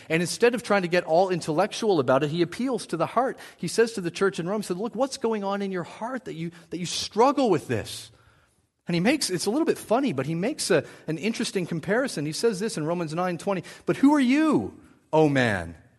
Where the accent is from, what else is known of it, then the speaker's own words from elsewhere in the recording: New Brunswick, Canada; I grew up in New Brunswick